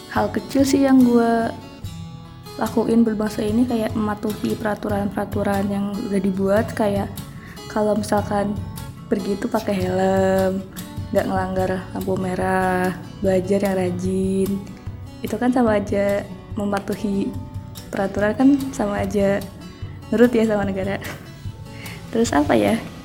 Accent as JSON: {"language": "Indonesian", "town": "Cirebon", "region": "West Java", "country": "Indonesia", "said": "asal gua dari Cirebon"}